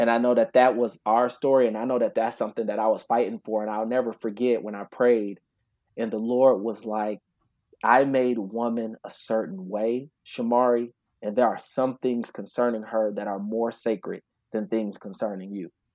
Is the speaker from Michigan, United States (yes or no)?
yes; Grand Rapids, Michigan, United States; I'm originally from Grand Rapids, Michigan